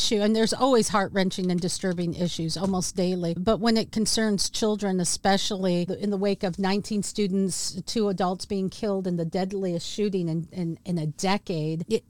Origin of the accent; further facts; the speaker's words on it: Washington, United States; my home state of Washington State